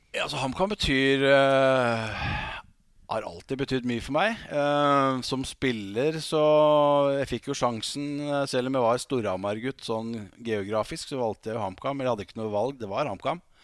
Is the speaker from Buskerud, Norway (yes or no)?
no; Hamar, Innlandet, Norway; Jeg er jo bokstavelig talt født og oppvokst på Briskeby